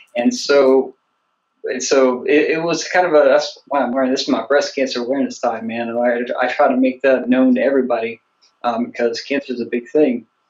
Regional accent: the South, United States; I'm from the South, but it's just like I got the one language.

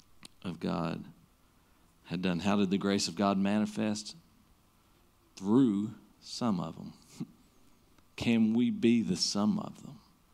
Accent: Southern United States, United States; we grew up in the Bible Belt. I mean, pretty much everybody you bump into has heard of Jesus in this place

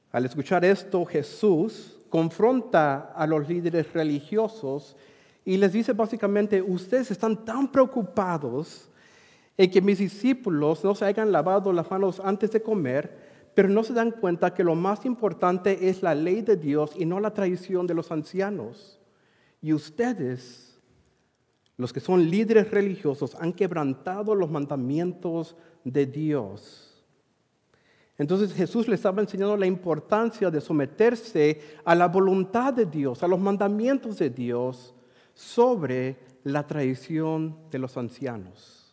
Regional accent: Madras, Oregon, United States; moved away; Eh, originalmente soy del área de Centro Oregón. Ah, quizás algunos de ustedes conocen mis padres, Irineo, Mónica Aguirre, de la congregación allí en Madras. Y hace mucho tiempo salí de Madras y me moví para allá a Missouri por un tiempo.

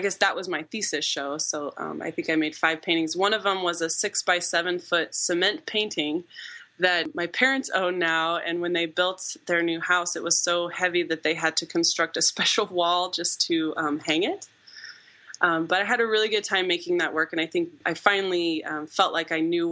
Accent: Omaha, Nebraska, United States; moved away as an adult; also born or lived in Missouri / Illinois; I grew up in Nebraska

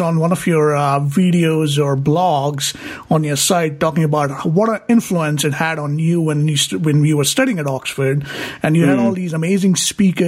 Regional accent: Mumbai, Maharashtra, India; I was born in Mumbai, and I kind of grew up, spent my first 20 years in Mumbai

